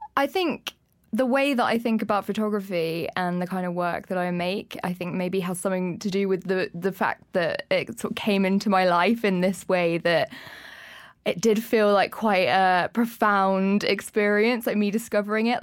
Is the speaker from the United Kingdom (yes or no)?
yes; Leicester, East Midlands, United Kingdom; moved away as an adult; now in London, United Kingdom; I'm from Leicester and when I was about twenty, I saved up enough money to come and move down to London